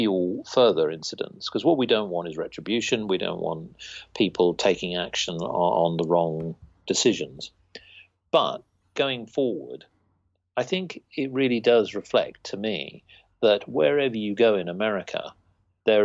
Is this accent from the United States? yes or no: no; United Kingdom; we're just British people